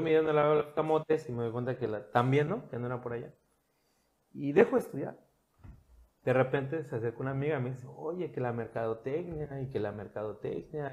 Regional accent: Cancún, Quintana Roo, Mexico; also born or lived in Puerto Morelos; Yo soy cancunense

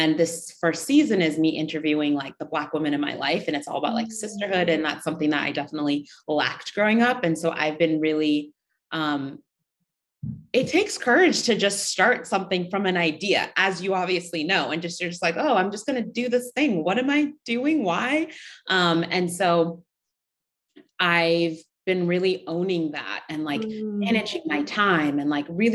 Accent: Seattle, Washington, United States; moved away as an adult; also born or lived in Uganda; now in New York City, United States; I was born in Uganda and I moved to the States when I was really young, 3 or 4. I grew up in Seattle, Washington, or like outside of Seattle

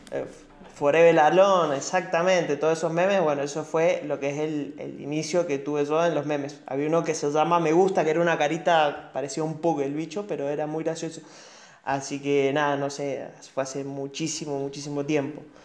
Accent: Mendoza, Argentina; hablando como mendocino

